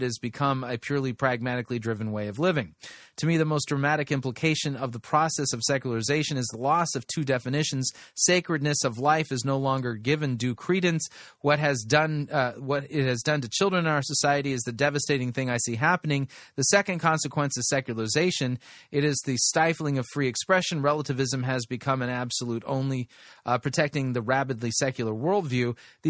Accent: India; I was born and raised in India.

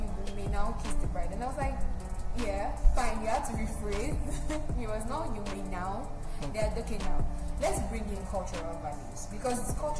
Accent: Lagos, Nigeria; I was not born in America. I'm born and bred in Nigeria, Lagos to be precise.

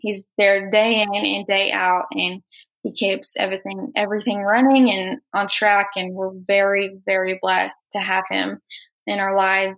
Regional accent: Bristol, Oklahoma, United States; I'm from Bristol, Oklahoma. I'm a senior at Bristol High School

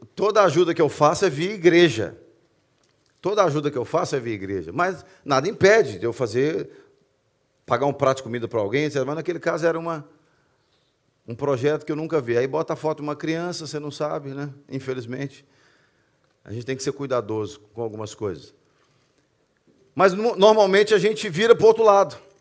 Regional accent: Belo Horizonte, Minas Gerais, Brazil; now in Portugal; eu cresci numa favela em Belo Horizonte

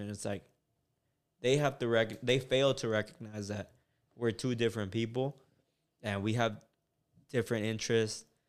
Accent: United States; also born or lived in Mexico; I grew up in Bowen Park.

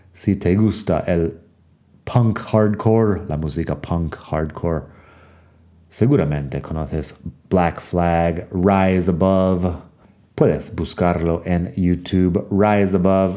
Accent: United States; moved away; also born or lived in Madrid; soy de Estados Unidos

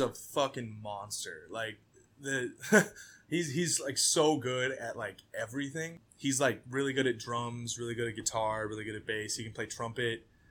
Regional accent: Montana, United States; now in Minneapolis, United States; I'm originally from Montana

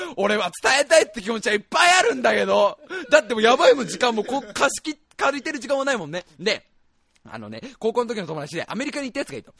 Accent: Kanto, Japan; 僕たち関東なんですよ

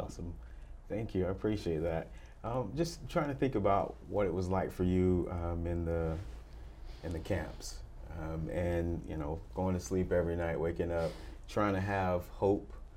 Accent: United States; I grew up in America

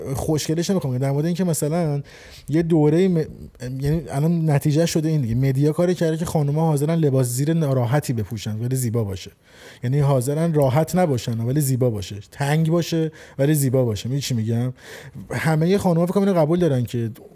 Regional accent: Iran; 26 سال توی جمهوری اسلامی ایران زندگی کردم خب و اونجا آموزش دیدم توی اون فرهنگ و اون خانواده بزرگ شدم

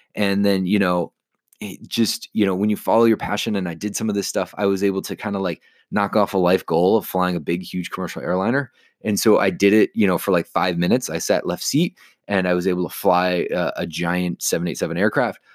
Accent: Chicago, Illinois, United States; I grew up just in the Chicagoland area

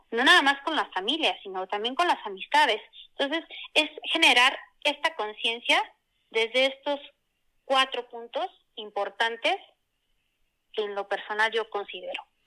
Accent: Puebla, Mexico; soy oriunda de Puebla

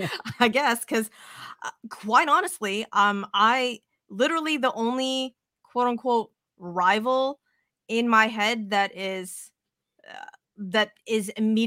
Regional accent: Las Vegas, Nevada, United States; well, see, I grew up in Vegas though, so it was like Laker town.

